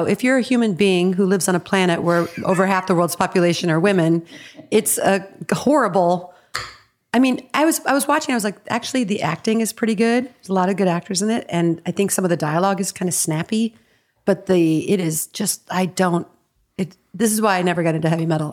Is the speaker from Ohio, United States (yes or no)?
no; Evanston, Illinois, United States; now in Los Angeles, United States; I'm from Evanston, the best town in the world.